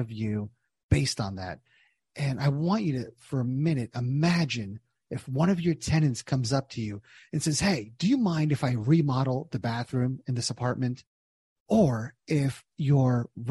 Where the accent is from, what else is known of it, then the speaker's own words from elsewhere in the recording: New Jersey, United States; moved away as an adult; also born or lived in Southern Indiana / Cincinnati; Born and raised in Jersey, went to college in Southern Indiana, got a job in Cincinnati after school